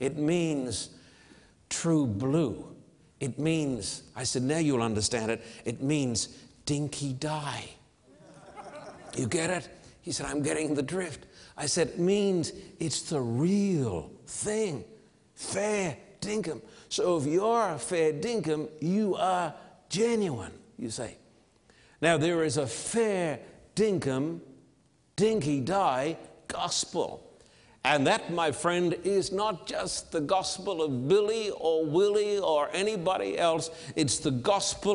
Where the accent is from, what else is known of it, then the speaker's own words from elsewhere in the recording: Australia; moved away as an adult; now in United States; I'm an Australian living in this land